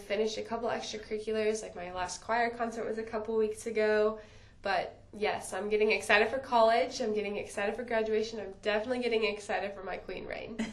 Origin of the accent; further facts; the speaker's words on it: Indiana, United States; it's my hometown